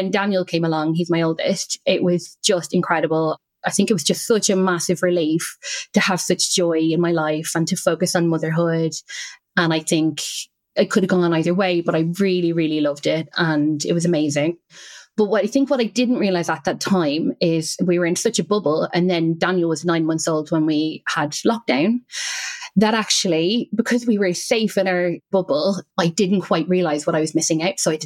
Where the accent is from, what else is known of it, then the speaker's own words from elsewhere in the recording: Ireland; accent: Irish; moved away; as you can probably hear, I'm Irish. And I would go back to Ireland every half term.